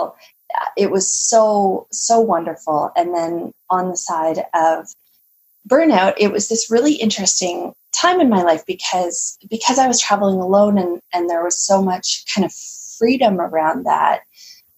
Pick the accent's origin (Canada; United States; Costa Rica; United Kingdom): Canada; I'm from Canada, so it's it can be quite chilly here.